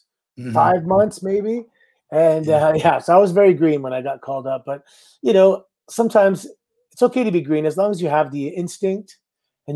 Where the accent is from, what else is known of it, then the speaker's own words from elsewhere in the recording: Canada; I had to go home, get my visa because I'm Canadian.